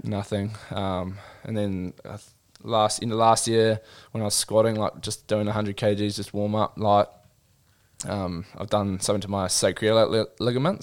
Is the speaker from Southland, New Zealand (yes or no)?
no; Christchurch, Canterbury, New Zealand; also born or lived in Auckland / Gisborne; I grew up in Christchurch